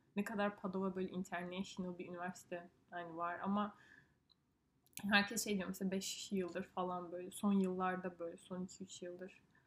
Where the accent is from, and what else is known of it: Turkey; moved away as an adult; also born or lived in northern Italy; now in Italy